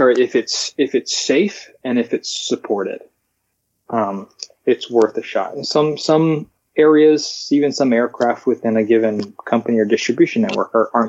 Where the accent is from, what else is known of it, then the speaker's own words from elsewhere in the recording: Alaska, United States; born there; I forward to my my friends in in Alaska. I was born in Alaska saying